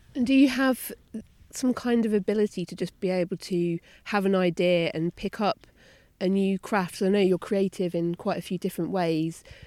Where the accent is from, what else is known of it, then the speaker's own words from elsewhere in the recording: Norfolk, East of England, United Kingdom; growing up in Norfolk